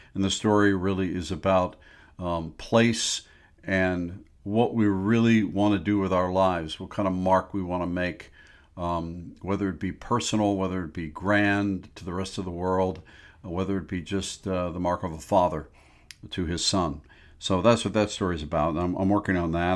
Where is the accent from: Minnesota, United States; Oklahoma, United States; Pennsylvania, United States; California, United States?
Pennsylvania, United States; Pittsburgh; now in Chicago area, United States; I grew up in Pittsburgh, by the way, not in the Chicago area, but came here in eighty-eight, and I've fallen in love with the Midwest.